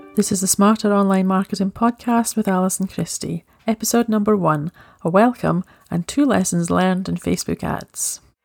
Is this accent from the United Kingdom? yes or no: yes; Scotland, United Kingdom; I am Scottish